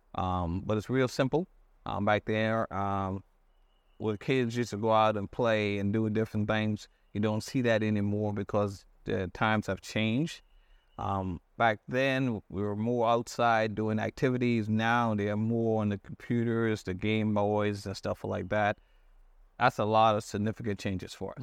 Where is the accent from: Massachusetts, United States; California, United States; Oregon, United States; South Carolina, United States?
South Carolina, United States; Johns Island; also born or lived in Hartford, Connecticut; Born and raised on, um, John's Island.